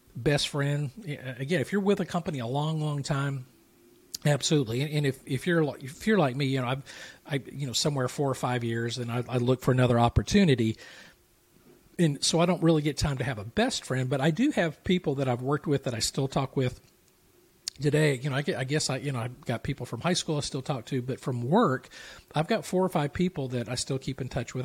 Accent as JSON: {"language": "English", "region": "the South", "country": "United States", "said": "I'm from the South"}